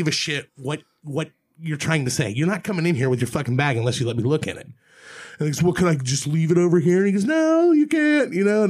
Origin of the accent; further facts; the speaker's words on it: Dayton, Ohio, United States; where are you from? And I'm like, Dayton, Ohio.